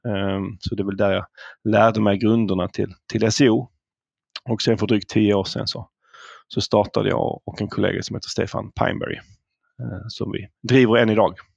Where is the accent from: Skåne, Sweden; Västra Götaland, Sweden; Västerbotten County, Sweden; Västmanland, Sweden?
Skåne, Sweden; Malmö; accent: southern; moved away as an adult; now in Stockholm, Sweden; det hör nog ni som lyssnar att jag kommer ju söderifrån, jag kommer från Malmö ursprungligen. Flyttade till Stockholm efter gymnasiet